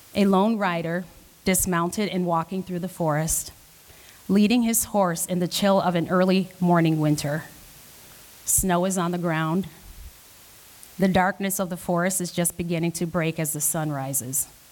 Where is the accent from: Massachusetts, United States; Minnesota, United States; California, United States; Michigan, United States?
Minnesota, United States; also born or lived in Rochester, New York; I'm not native to Minnesota. I moved there in 1987 as a child